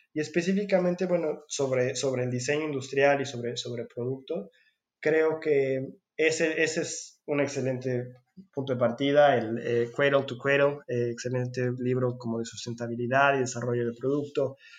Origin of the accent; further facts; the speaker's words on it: Mexico; moved away; soy mexicano